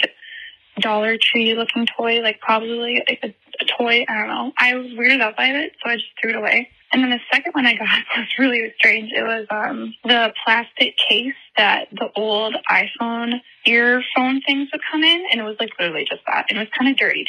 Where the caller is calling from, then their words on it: Minneapolis, Minnesota, United States; I'm calling from Minneapolis, Minnesota